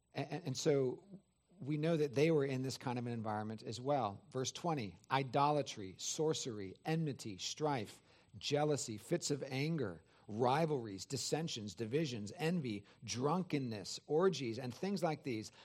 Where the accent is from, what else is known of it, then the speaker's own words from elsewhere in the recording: California, United States; now in Georgia, United States; I'm from California